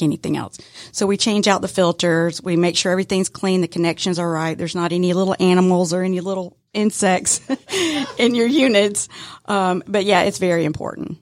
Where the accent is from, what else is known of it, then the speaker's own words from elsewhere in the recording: Decatur, Georgia, United States; I was born and raised in the metro Atlanta area, um, so, yeah, I'm, I'm a Decatur girl